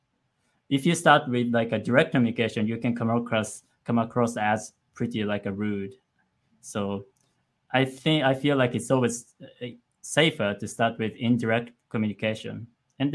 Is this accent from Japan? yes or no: yes; western Japan, Japan; English is a second language; moved away; also born or lived in Tokyo; I'm actually not from Tokyo. I'm from Western Japan. But the Tokyo area is the longest I've lived.